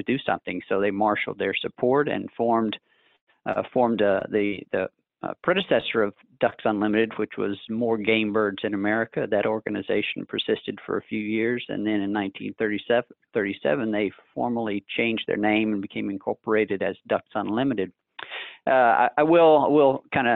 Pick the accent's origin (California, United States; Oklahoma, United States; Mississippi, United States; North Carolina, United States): Mississippi, United States; North; moved away as an adult; also born or lived in Lafayette, Louisiana; now in Memphis, United States; I grew up in North Mississippi